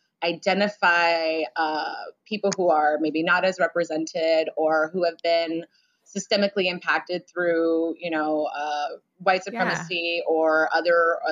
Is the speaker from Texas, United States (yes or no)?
no; San Francisco, California, United States; growing up in San Francisco